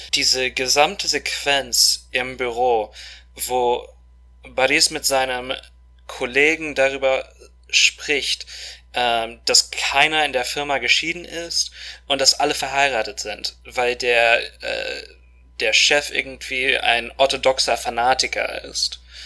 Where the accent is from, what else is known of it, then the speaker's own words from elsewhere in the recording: Moscow, Russia; moved away as an adult; now in Germany; Wir sind in Moskau groß geworden, auch volljährig geworden. Wir sind zur gleichen Schule gegangen